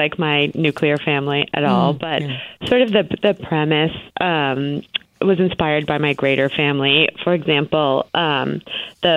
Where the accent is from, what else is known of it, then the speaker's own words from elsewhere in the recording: Boston, Massachusetts, United States; I grew up in the Boston area